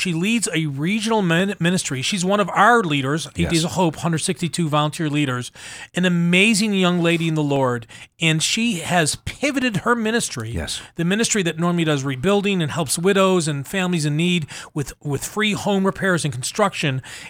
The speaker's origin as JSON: {"language": "English", "region": "New York", "country": "United States", "tie": "born or raised there", "also_born_or_lived": "Kansas / Mississippi", "moved": "as an adult", "lives_now": "Buffalo, United States", "said": "I was born and raised in New York, went to college in Kansas, moved to Mississippi. I have affection for all three communities."}